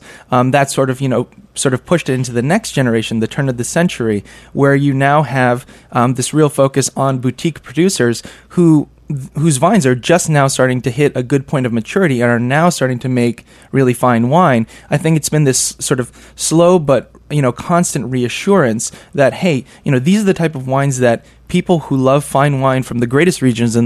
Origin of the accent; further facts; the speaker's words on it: New York City, New York, United States; I was coming back to New York City, as you mentioned, my hometown